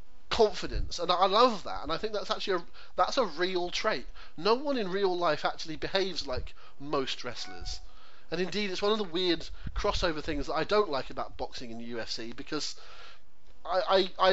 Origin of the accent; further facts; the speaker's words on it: United Kingdom; as a British public